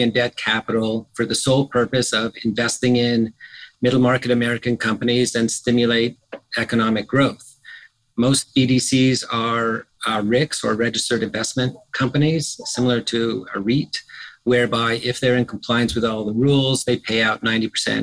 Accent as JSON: {"language": "English", "town": "Montreal", "region": "Quebec", "country": "Canada", "tie": "born or raised there", "moved": "as an adult", "lives_now": "Philadelphia, United States", "said": "I grew up in Montreal, Canada, which was a chilly but fun place to grow up."}